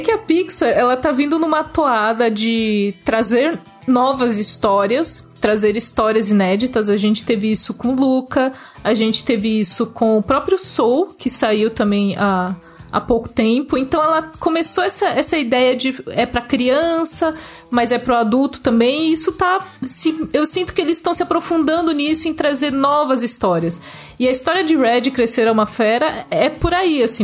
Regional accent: Brazil; Eu cresci no Brasil

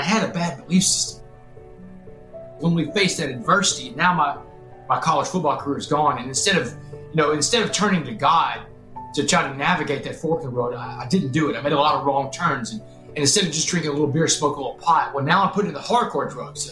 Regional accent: Texas, United States; I was the star quarterback in my hometown

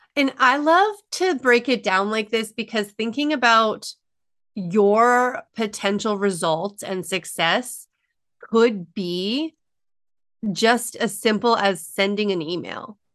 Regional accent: Alberta, Canada; I'm a small town girl in Alberta

